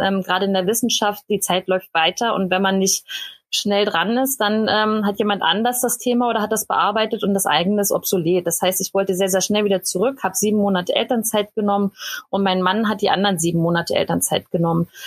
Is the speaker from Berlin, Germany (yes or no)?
yes; Berlin, Germany; moved away as an adult; also born or lived in Cottbus; ich bin ursprünglich aus Berlin